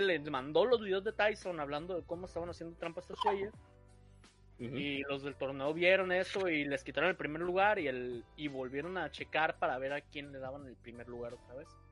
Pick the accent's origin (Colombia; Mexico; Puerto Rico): Mexico; somos mexicanos